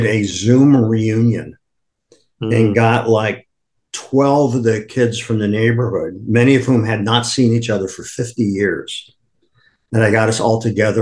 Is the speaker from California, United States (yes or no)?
no; Akron, Ohio, United States; now in New York, United States; I was born in Akron, Ohio